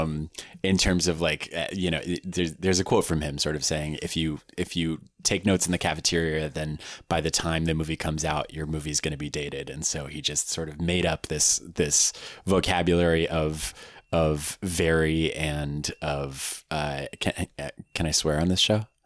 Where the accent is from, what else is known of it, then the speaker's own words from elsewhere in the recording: Palo Alto, California, United States; I grew up in the Bay Area in a, in, in a little town called Palo Alto